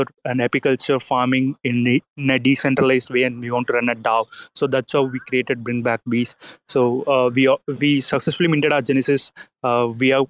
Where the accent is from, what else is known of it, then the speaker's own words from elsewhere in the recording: India; we are from India is a farming country